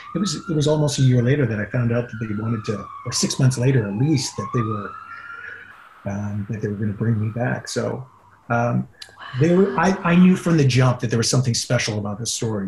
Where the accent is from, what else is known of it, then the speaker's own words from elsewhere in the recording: Yukon, Canada; also born or lived in California; now in Vancouver, Canada; I'll always be a Yukon boy at heart, and I go back every year